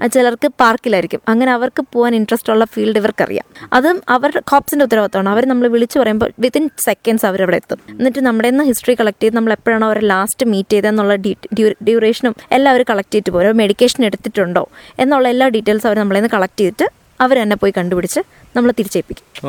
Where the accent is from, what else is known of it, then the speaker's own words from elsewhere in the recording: Thiruvananthapuram, Kerala, India; accent: Thiruvananthapuram slang; moved away as an adult; now in Pulpally, India; ഞാൻ ബേസിക്കലി ട്രിവാൻഡ്രംകാരിയാണ് എൻ്റെ ഹസ്ബൻഡ് വീടാണ് പുൽപ്പള്ളി കല്യാണം കഴിഞ്ഞ് ഇങ്ങോട്ട് വന്നതാണ്